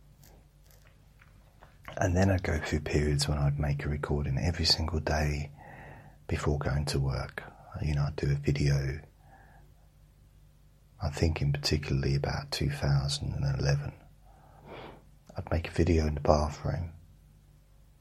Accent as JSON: {"language": "English", "region": "London", "country": "United Kingdom", "said": "I'm a Londoner"}